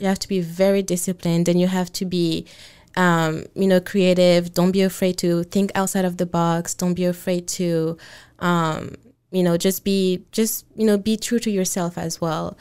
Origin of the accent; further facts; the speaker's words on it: Côte d’Ivoire; moved away as an adult; also born or lived in Senegal (father's origin); now in Washington, United States; I grew up in the Ivory Coast and I moved here, um, about five years ago, um, mainly to go to college